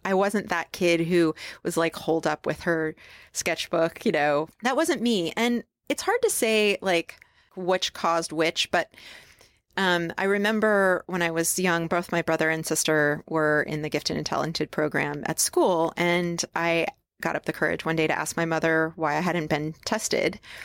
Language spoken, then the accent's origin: English; upstate New York, United States; now in Portland, United States; I was born in upstate New York